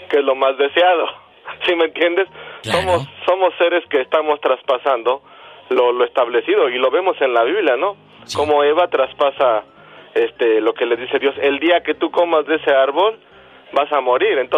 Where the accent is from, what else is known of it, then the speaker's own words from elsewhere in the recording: Mexico City, Mexico; Hasta la fecha, ah, en la Ciudad de México, ¿verdad? Yo soy de la Ciudad de México.